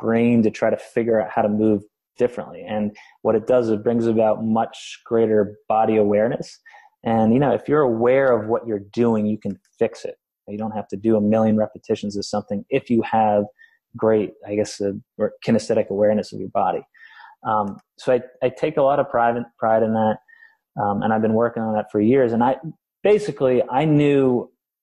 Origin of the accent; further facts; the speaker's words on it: Vermont, United States; I grew up in Vermont doing manual labor until I was 22